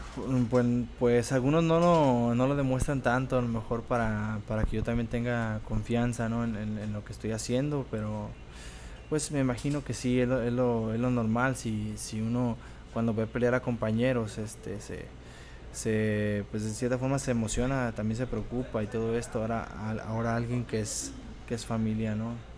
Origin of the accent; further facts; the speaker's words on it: Tepic, Nayarit, Mexico; also born or lived in Mexicali; Soy nacido en Mexicali, pero ah, ya desde después desde que, como desde los dos años más o menos que llegamos aquí a Tepic, pues ya llegamos a vivir ahí y ahí me quedé.